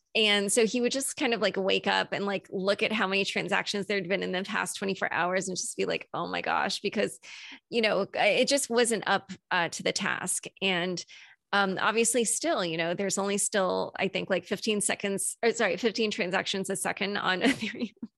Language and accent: English; United States; as an American